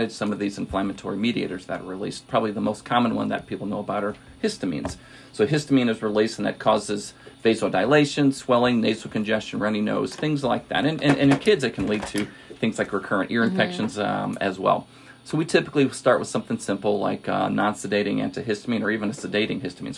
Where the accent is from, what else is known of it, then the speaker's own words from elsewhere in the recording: Washington, Missouri, United States; also born or lived in San Antonio, Texas; I grew up out in Washington, Missouri, which is about an hour west of here